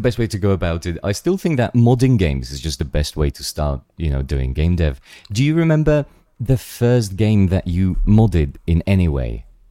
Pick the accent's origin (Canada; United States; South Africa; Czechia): Czechia; moved away; also born or lived in London; we're both from the Czech Republic.